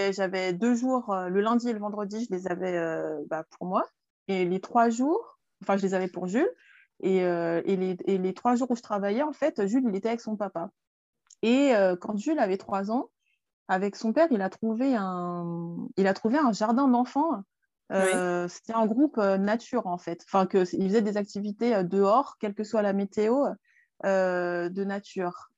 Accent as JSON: {"language": "French", "area": "Paris region", "region": "Île-de-France", "country": "France", "tie": "born or raised there", "also_born_or_lived": "England", "moved": "as an adult", "said": "Je suis née euh, en France, en région parisienne"}